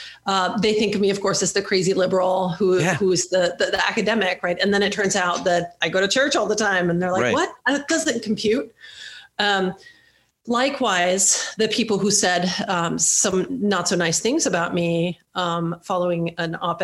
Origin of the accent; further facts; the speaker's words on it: Sweden; now in United States; I grew up in Sweden. I'm a Swedish citizen. I have lived in the United States now for more than half of my life.